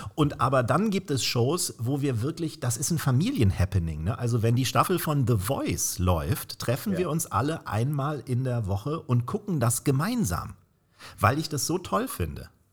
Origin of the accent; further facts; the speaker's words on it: Northern Germany, Germany; bei uns in Norddeutschland